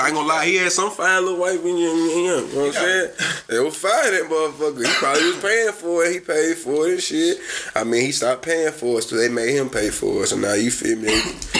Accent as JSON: {"language": "English", "town": "Nashville", "region": "Tennessee", "country": "United States", "said": "I'm from Nashville though. I ain't from Memphis though."}